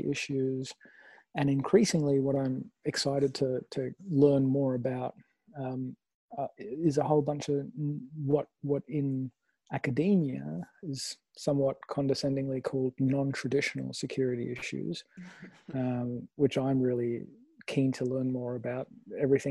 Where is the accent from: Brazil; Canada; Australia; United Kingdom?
Australia; Sydney, New South Wales; I am in Sydney. So I feel pretty lucky, not just to be in my hometown